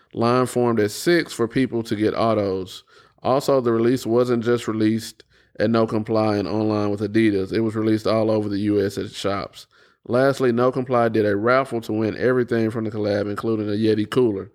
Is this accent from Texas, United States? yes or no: yes; Houston, Texas, United States; now in Austin, United States; I grew up in Houston